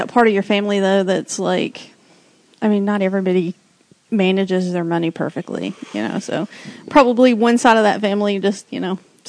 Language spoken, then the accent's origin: English; Rome, Georgia, United States; moved away; I'm from Rome.